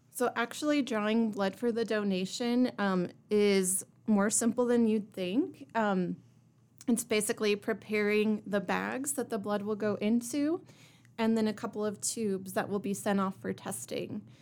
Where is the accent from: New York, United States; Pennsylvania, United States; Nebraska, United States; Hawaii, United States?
Nebraska, United States; Kearney; now in Rapid City, United States; I come from Kearney, Nebraska, and I moved here to Rapid City in two thousand eight